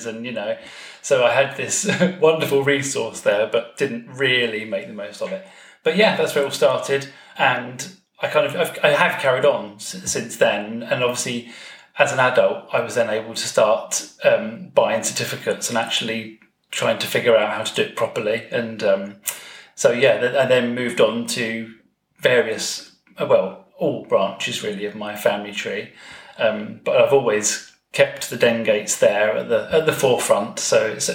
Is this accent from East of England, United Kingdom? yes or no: no; Hastings, South East England, United Kingdom; now in Kent, United Kingdom; I come from Hastings in East Sussex, but I now live in Kent